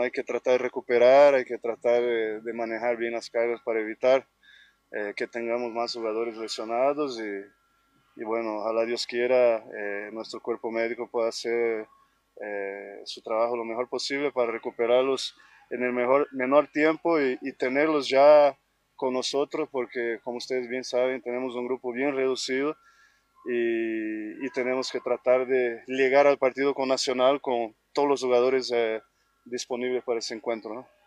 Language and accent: Spanish; Bolivia; como todo boliviano